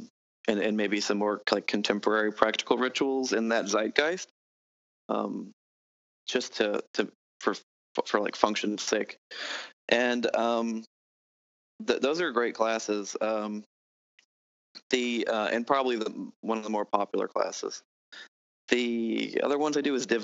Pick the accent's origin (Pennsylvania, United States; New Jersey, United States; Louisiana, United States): Louisiana, United States; New Orleans; I'm from New Orleans, so I actually have some background like the local folk magic